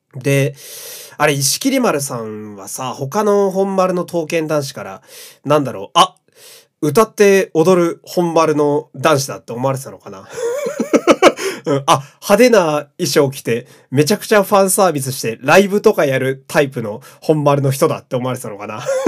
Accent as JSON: {"language": "Japanese", "region": "Fukui", "country": "Japan", "tie": "born or raised there", "said": "私あの、福井県のね、え ー、生まれ育ちなんですけれども"}